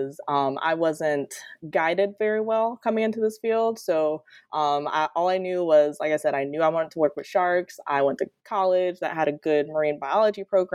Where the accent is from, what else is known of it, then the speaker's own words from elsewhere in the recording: Detroit, Michigan, United States; moved away as an adult; now in Florida, United States; I'm originally from Detroit, Michigan, actually, and grew up accessing the ocean through books and things like that. So I moved to Florida for my undergrad, and I've been in Florida ever since